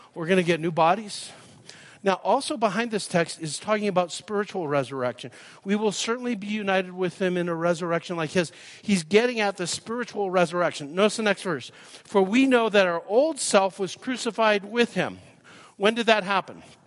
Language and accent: English; Calgary, Alberta, Canada; moved away as an adult; now in Nashville, United States; I live in Nashville now. I grew up in Calgary. I'm claiming my birthright. I was born at the Holy Cross Hospital and uh, lived here till I was uh, 36.